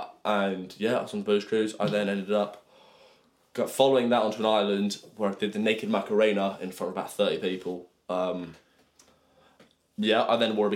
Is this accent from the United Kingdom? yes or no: yes; England, United Kingdom; moved away as an adult; also born or lived in Montana; now in United States